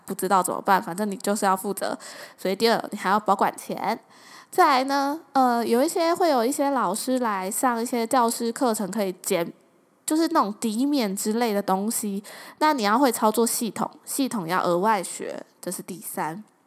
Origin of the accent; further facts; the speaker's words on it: southern Taiwan, Taiwan; moved away; 就回南部嘛。那回南部老家住一段时间